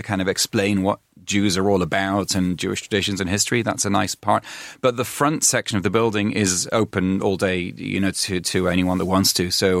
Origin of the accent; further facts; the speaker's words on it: Manchester, North West England, United Kingdom; Because I grew up in Manchester mainly, and I've been around different places, and the levels are much higher.